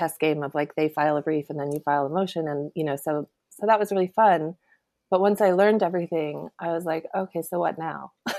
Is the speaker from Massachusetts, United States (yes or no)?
no; Sacramento, California, United States; moved away; also born or lived in New York; I'm from California. I'm from Sacramento. So I went back to Sacramento